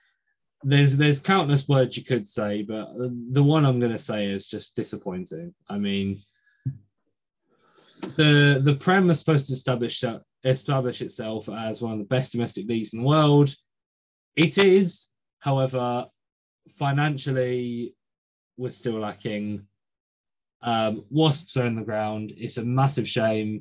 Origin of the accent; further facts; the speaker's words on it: England, United Kingdom; I'm an English person